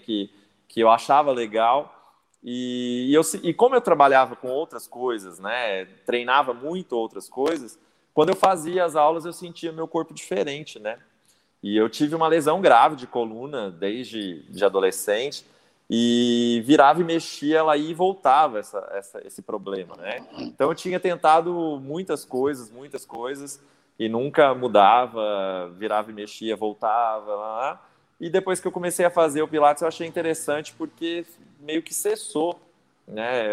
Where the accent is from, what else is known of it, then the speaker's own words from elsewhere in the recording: São Paulo, Brazil; moved away as an adult; now in Minas Gerais, Brazil; Eu mudei para Minas há 11 anos, né? Eu sou de São Paulo, capital